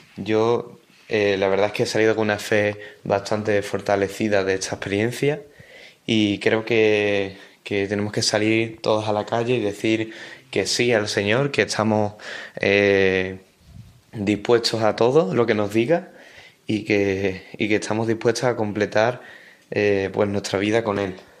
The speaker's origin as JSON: {"language": "Spanish", "town": "Dos Hermanas", "region": "Andalusia", "country": "Spain", "said": "Soy de Dos Hermanas, una ciudad en la provincia de Sevilla"}